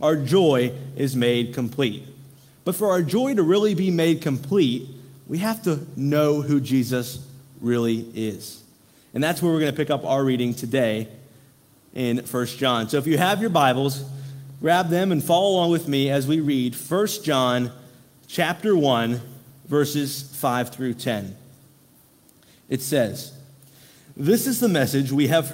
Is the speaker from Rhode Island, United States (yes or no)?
no; Derry Township, Pennsylvania, United States; now in Greensburg, United States; I grew up in Derry Township